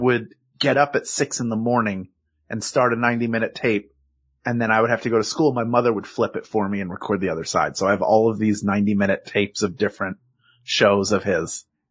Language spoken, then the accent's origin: English; Philadelphia, Pennsylvania, United States; accent: Philadelphia; my Philadelphia accent